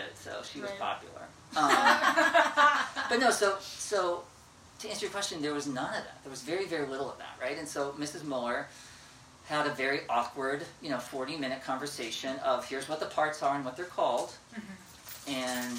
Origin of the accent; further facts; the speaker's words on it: near Lafayette, Indiana, United States; My hometown was 15 miles from the Illinois state line